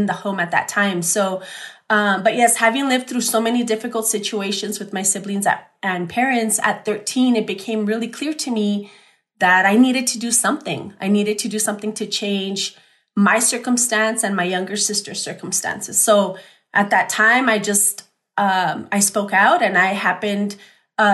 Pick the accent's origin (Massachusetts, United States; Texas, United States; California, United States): Texas, United States; El Paso; I'm born and raised in El Paso.